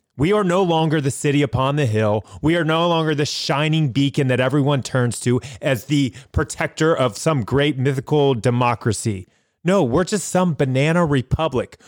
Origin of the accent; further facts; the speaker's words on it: United States; as an American